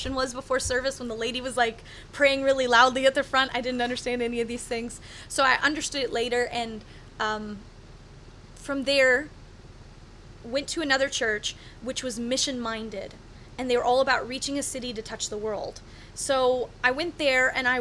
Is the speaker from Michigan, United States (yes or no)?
yes; Michigan, United States; moved away as an adult; also born or lived in Nashville, Tennessee / Cape Town, South Africa; I'm a 32-year-old woman who grew up in Michigan